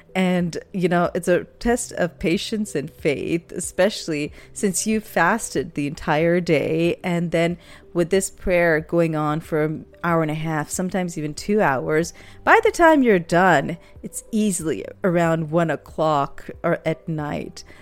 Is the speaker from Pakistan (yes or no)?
yes; Pakistan; moved away; When I was growing up in Pakistan